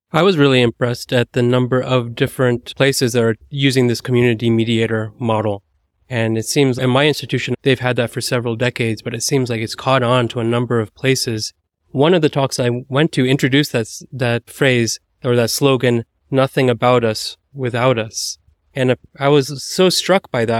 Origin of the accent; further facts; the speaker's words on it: United States; as an American